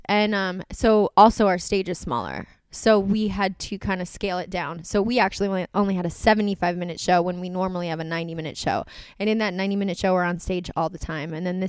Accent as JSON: {"language": "English", "region": "East Coast", "country": "United States", "said": "I think it's because we're from the East Coast and like my mom was like a very young mom"}